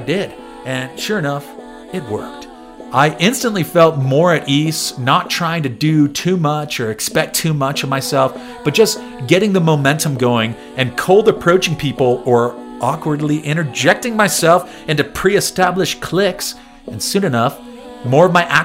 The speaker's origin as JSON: {"language": "English", "town": "San Diego", "region": "California", "country": "United States", "tie": "born or raised there", "moved": "yes", "said": "my hometown of San Diego"}